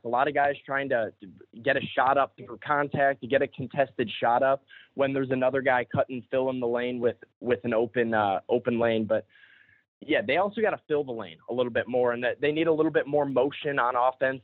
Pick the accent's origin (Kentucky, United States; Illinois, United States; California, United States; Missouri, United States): Illinois, United States; Chicago; I grew up in Chicago, like I said, Bears fan